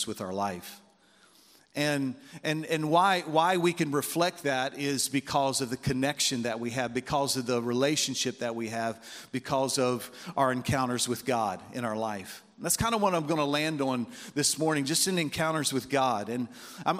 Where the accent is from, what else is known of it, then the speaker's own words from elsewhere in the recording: Baltimore, Maryland, United States; I'm from Baltimore, Maryland